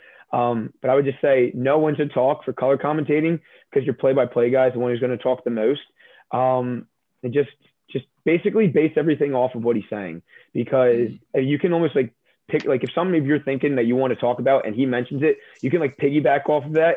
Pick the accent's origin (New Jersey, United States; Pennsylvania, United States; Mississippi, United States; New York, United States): New Jersey, United States; We're all from Jersey. I mean, we all, I guess, have the same relative accent